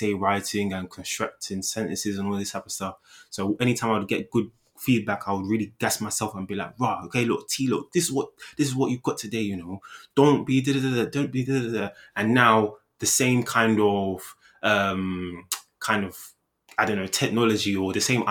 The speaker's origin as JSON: {"language": "English", "country": "Nigeria", "said": "I'm Nigerian."}